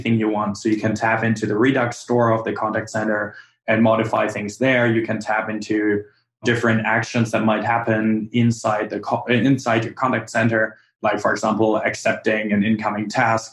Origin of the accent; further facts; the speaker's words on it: Germany; now in United States; I come from Germany